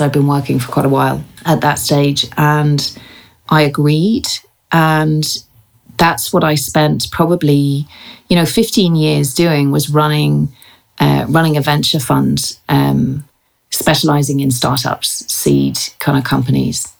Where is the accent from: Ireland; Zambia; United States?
Ireland; moved away as an adult; also born or lived in England; now in London, United Kingdom; I was born in England, educated, uh, and uh, in Ireland, and lived there until I was about twenty four.